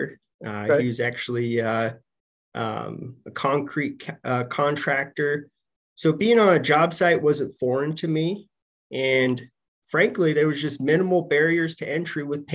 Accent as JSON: {"language": "English", "town": "Denver", "region": "Colorado", "country": "United States", "also_born_or_lived": "Michigan", "moved": "as an adult", "said": "I'm from Denver."}